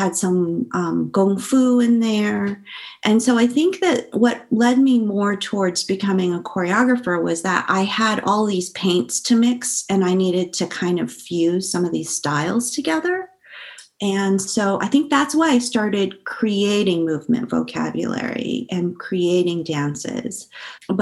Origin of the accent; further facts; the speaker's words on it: San Francisco, California, United States; I grew up in San Francisco, but oddly enough, I also went to a bilingual Spanish elementary school